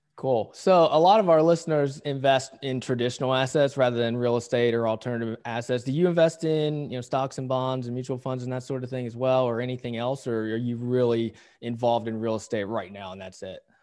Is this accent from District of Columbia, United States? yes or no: no; Pittsburgh, Pennsylvania, United States; now in Southern California, United States; I grew up around Pittsburgh